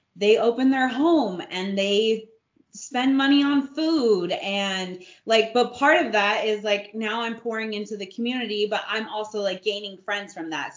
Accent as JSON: {"language": "English", "region": "California", "country": "United States", "moved": "yes", "lives_now": "New Braunfels, United States", "said": "I'm from California"}